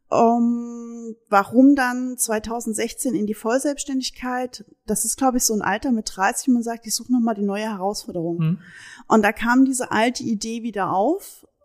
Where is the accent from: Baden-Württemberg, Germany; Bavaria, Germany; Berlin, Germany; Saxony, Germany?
Saxony, Germany; also born or lived in Hesse; now in Münsterland, Germany; Also ich bin Sachse